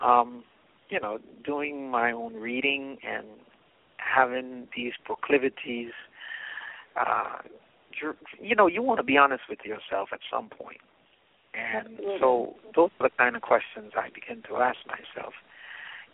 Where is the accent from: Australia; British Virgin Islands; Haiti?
British Virgin Islands; moved away as an adult; also born or lived in United States; I'm from the British Virgin Islands, so I live in probably the most beautiful part of the world.